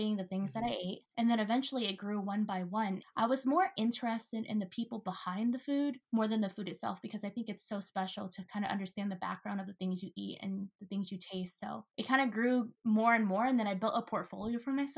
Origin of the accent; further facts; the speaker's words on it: Tacoma, Washington, United States; I grew up in the south end of Tacoma, very, very middle class, lower class